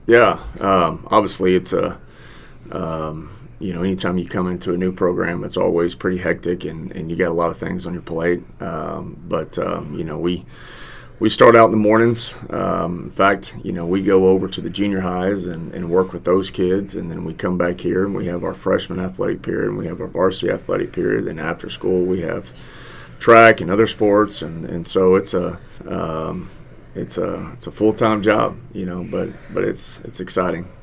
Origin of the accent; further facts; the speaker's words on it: Victoria, Texas, United States; moved away as an adult; also born or lived in Houston, Texas / San Marcos, Texas / San Antonio, Texas; I'm originally from Victoria. I graduated from Victoria High